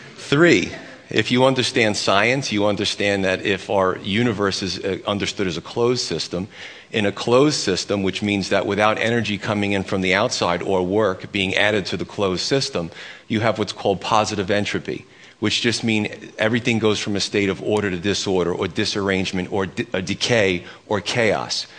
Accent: United States; I'm as American as they come

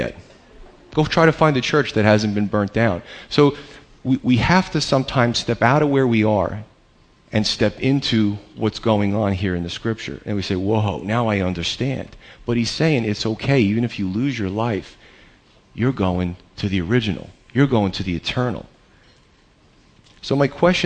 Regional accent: United States; as American believers, in 2013

